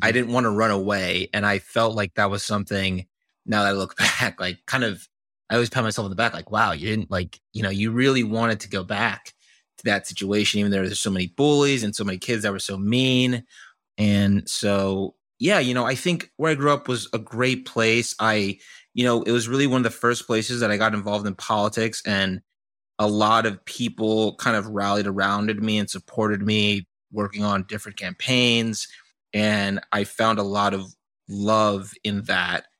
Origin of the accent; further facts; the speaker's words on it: Doylestown, Pennsylvania, United States; moved away; I grew up in the suburbs of Pennsylvania, this small town called, uh, Doylestown